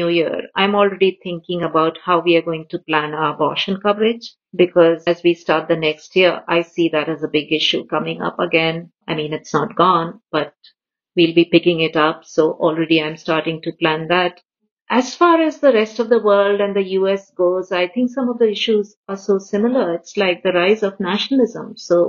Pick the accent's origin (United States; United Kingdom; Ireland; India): India; moved away; I come originally from India